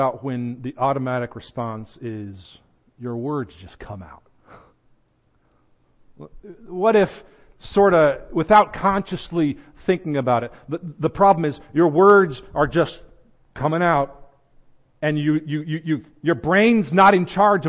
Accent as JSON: {"language": "English", "country": "United States", "said": "I'm an American"}